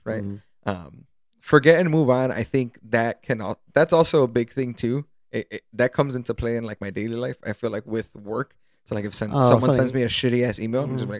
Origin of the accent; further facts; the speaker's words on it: Chicago, Illinois, United States; Because I was born and raised in Pilsen